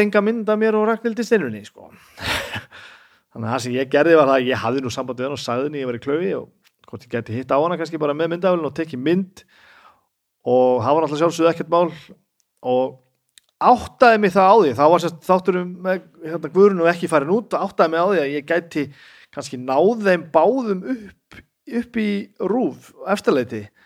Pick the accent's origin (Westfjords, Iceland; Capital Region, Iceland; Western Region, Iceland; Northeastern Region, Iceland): Northeastern Region, Iceland; Húsavík; moved away; ég er alltaf frá Húsavík